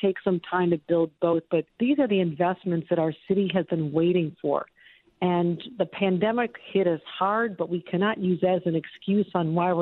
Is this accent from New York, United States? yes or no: yes; Western New York, United States; growing up in Western New York at a time when we couldn't find jobs anywhere